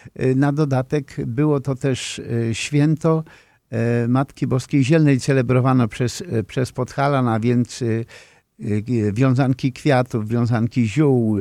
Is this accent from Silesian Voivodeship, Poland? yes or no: no; near Ląd, Greater Poland, Poland; moved away; Ja mieszkałem w takim regionie Wielkopolski, niedaleko lądu